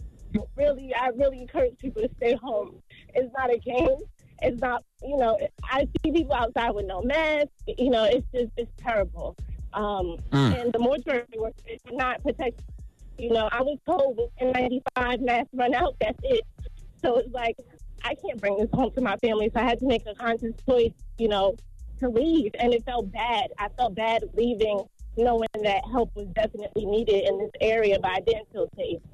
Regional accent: Hempstead, New York, United States; I'm from Hempstead, New York.

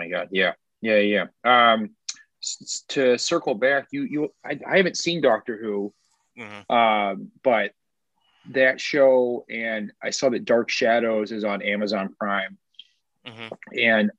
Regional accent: Arkansas, United States; I grew up in Central Arkansas.

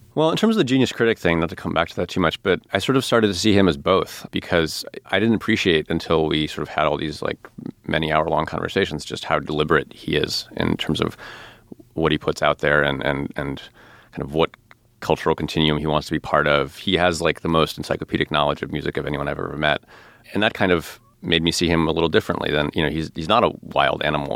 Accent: outside of Chicago, Illinois, United States; I grew up outside of Chicago

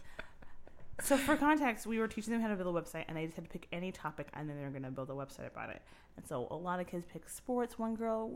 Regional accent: Utah, United States; moved away; I grew up in Utah

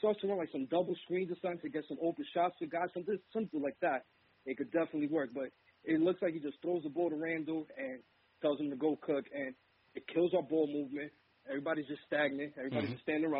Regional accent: New York City, New York, United States; I'm from the Bronx

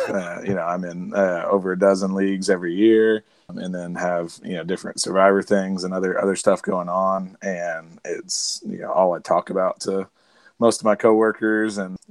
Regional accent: Arkansas, United States; accent: country; But I'm from Arkansas, by the way, for anybody that didn't know that.

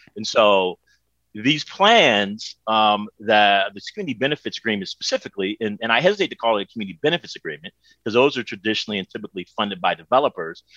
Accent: Oakland, California, United States; as a black man growing up in Oakland, America

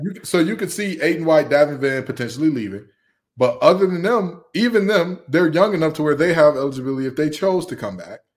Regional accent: Big Ten country, Midwest, United States; moved away; I grew up in Big Ten country

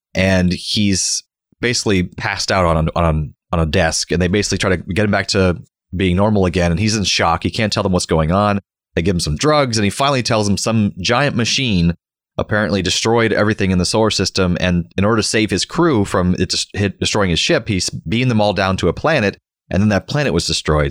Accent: Florida, United States; We learned about him in school growing up in Florida.

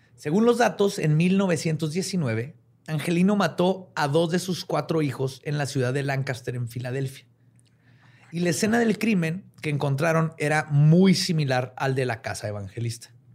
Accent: northern Mexico, Mexico; accent: norteño; como norteño. Siempre nos dicen que hablamos bien fuerte.

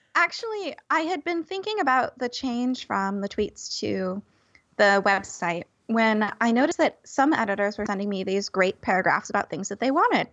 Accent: California, United States; as a Californian

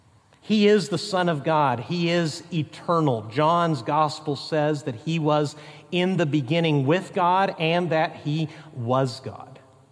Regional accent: Mexico; For instance, growing up in Mexico, our family worked in cities, but we supported missionaries and occasionally met national Christians and helped train national pastors in the tribes of Mexico.

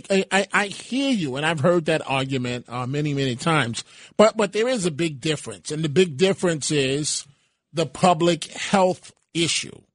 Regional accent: Bronx, New York, United States; So those that um maybe from the Bronx, and I'm I'm from the Bronx

